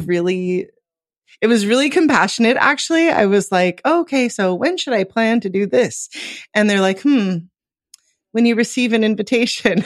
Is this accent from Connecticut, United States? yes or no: no; Los Angeles, California, United States; moved away as an adult; now in Lisbon, Portugal; I'm from Los Angeles. That's where I was born and mostly raised, is Los Angeles metro